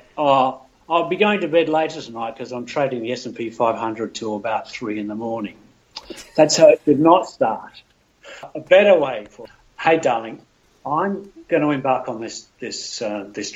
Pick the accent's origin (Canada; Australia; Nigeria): Australia; now in United Kingdom; I'm Australian.